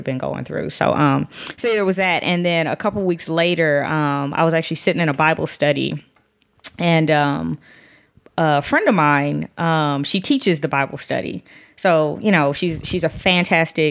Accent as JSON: {"language": "English", "town": "Los Angeles", "region": "California", "country": "United States", "tie": "born or raised there", "said": "I'm from LA. I'm from South Central LA. I went to Crenshaw High"}